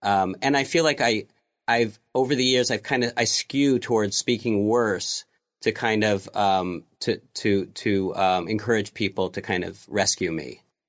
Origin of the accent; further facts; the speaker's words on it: Montreal, Quebec, Canada; also born or lived in New York, United States; I was born in New York, but we moved here when I was about four. My father's from New York and my mother's Canadian.